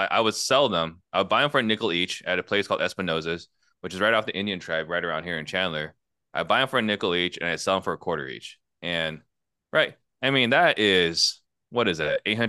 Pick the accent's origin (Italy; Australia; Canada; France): Italy; born there; I was actually born in Italy. I was born in Italy in a refugee camp, right?